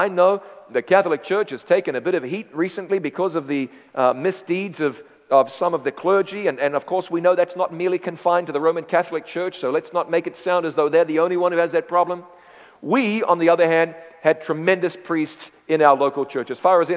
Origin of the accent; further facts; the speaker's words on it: New Zealand; moved away as an adult; also born or lived in London, United Kingdom; my hometown in the north, central north part of the North Island of New Zealand